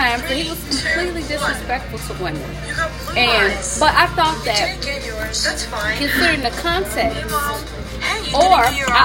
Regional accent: Kansas City, United States; growing up in Kansas City

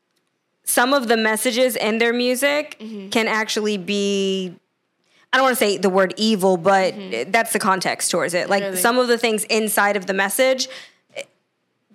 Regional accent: United States; I come from the United States

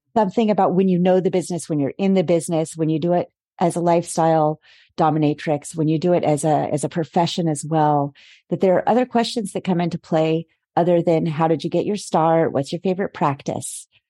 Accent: United States; moved away as an adult; now in Paris, France; I am an American based in Paris for about the last seven years

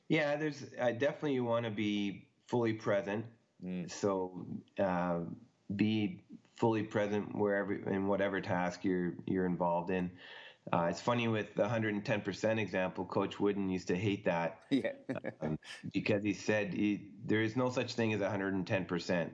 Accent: Ottawa, Ontario, Canada; moved away; growing up in Canada, I played hockey all year round pretty much

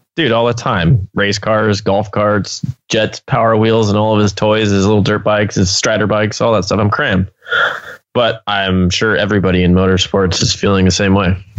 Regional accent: Pomona, California, United States; being my hometown

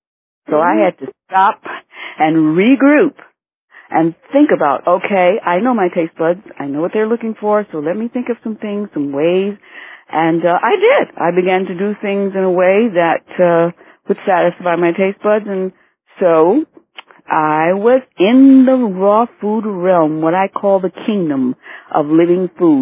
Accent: Detroit, Michigan, United States; also born or lived in Asheville, North Carolina / Florida; now in Miami, United States; I always used to say that I was from Michigan, but Detroit, but I was actually born in Asheville, North Carolina. However, I know nothing of that place, and I've been in Florida so long, I'm a full-fledged Floridian.

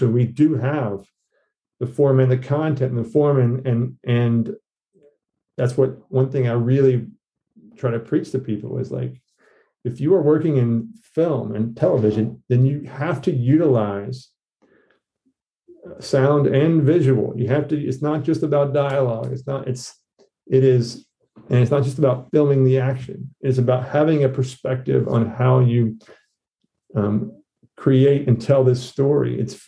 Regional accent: the South, United States; But as a Southerner, Flannery, just her works penetrated me

